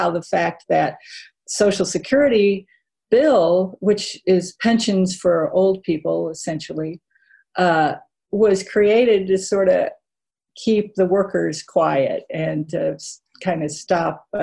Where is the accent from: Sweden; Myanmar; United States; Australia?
United States; Texas; I grew up in Texas